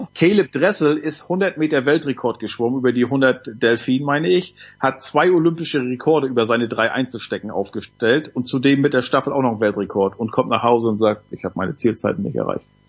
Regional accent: Nordwestmecklenburg, Mecklenburg-Vorpommern, Germany; bei uns in Nordwestmecklenburg

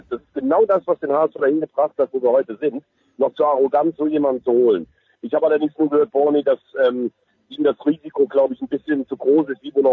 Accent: Rhineland, Germany; Nein, ich bin Rheinländer, bin 70 Kilometer südlich von Köln geboren

